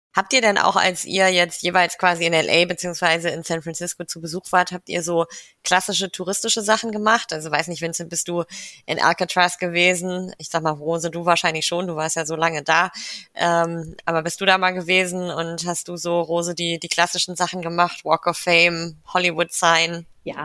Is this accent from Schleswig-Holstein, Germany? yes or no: yes; Kiel, Schleswig-Holstein, Germany; moved away; ich komme ursprünglich aus Kiel, also aus Norddeutschland